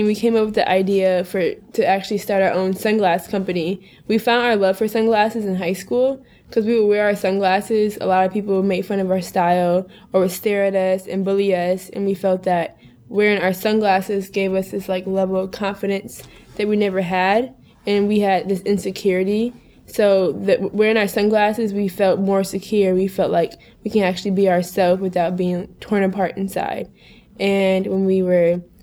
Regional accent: suburbs of Minneapolis, Minnesota, United States; now in New York, United States; We're originally from Minnesota, the suburbs of Minneapolis

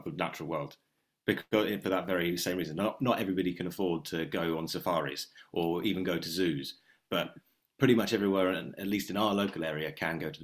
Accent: Margate, South East England, United Kingdom; we grew up in Margate and we grew up crabbing.

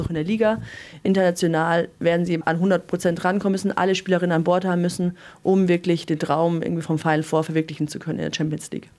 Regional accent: Munich area, Bavaria, Germany; Ich komme ja aus dem Münchner Raum

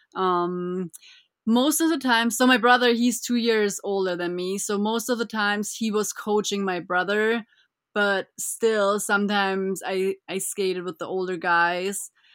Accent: Füssen, Bavaria, Germany; I was born and raised in Germany

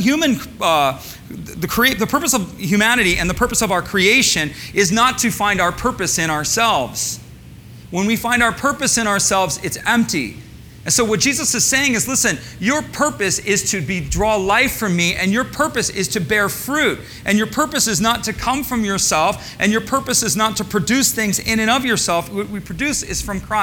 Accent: Michigan, United States; I grew up in Michigan, so I grew up around cornfields

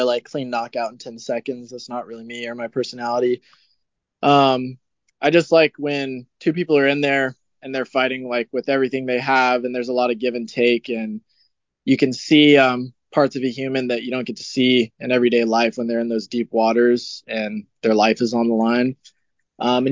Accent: Reno, Nevada, United States; I'm from Reno, so I'm like a little ways away from Vegas

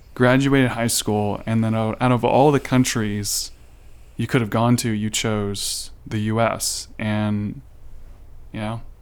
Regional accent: United States; I'm American

